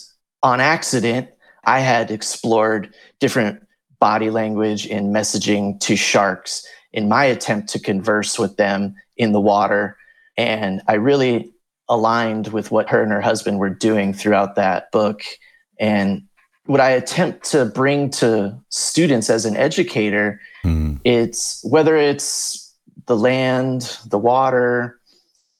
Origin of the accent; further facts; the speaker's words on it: Volusia County, Florida, United States; also born or lived in California; now in Hawaii, United States; I grew up in Volusia County, Florida.